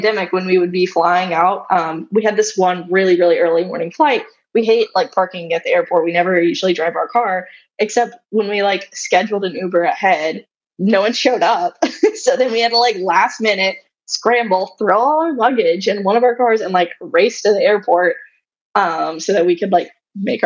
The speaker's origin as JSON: {"language": "English", "region": "Arkansas", "country": "United States", "tie": "born or raised there", "said": "I grew up in Arkansas, so we drove down from Arkansas to New Orleans"}